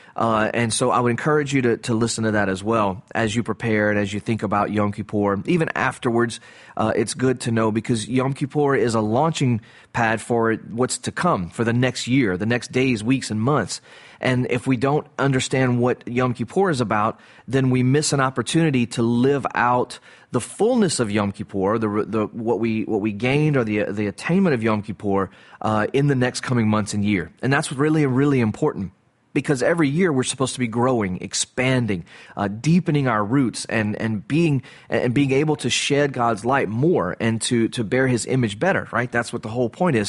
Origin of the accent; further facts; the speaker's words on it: the South, United States; I grew up in the South. I live in the South.